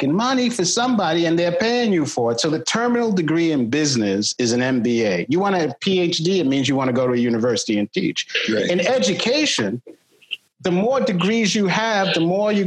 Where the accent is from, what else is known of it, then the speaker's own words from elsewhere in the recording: New York City, New York, United States; I was born in Manhattan, lived in the South Bronx, went to Bronx High School of Science